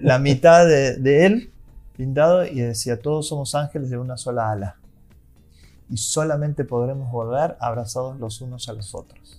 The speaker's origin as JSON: {"language": "Spanish", "region": "Santiago del Estero", "country": "Argentina", "said": "vengo de Santiago del Estero"}